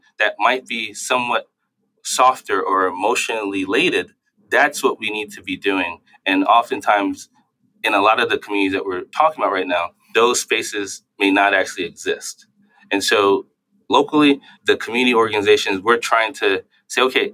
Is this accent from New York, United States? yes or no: yes; New York City, New York, United States; I grew up in New York City